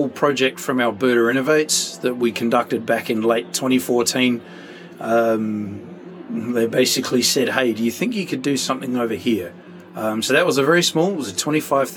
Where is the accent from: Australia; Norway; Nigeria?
Australia; Adelaide, South Australia; moved away as an adult; now in Canada; I'm from Adelaide in Australia